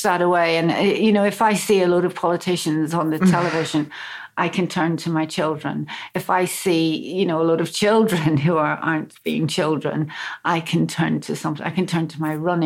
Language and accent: English; Belfast, Northern Ireland, United Kingdom; I grew up in Belfast